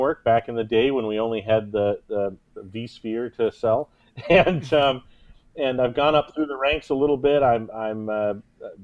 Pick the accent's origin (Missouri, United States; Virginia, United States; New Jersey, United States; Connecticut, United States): Missouri, United States; Kansas City; Kansas City is my hometown